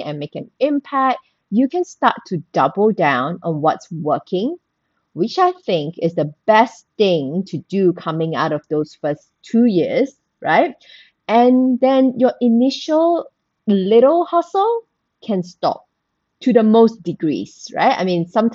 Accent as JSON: {"language": "English", "country": "Malaysia", "tie": "born or raised there", "said": "I was born and bred in Malaysia. So I went to school in Malaysia"}